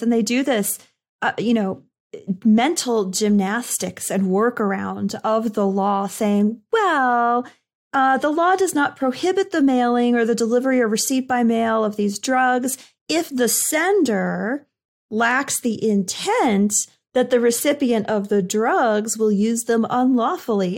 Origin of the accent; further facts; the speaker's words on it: Northeast, United States; I'm from the Northeast